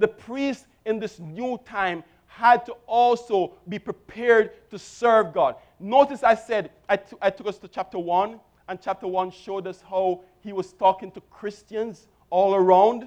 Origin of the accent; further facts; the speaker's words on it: Jamaica; I grew up in Jamaica, and I attended a Brethren church